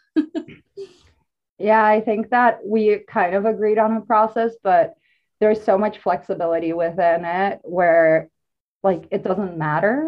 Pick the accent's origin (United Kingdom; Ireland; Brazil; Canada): Brazil; I'm an artist and poet, I guess, from Brazil.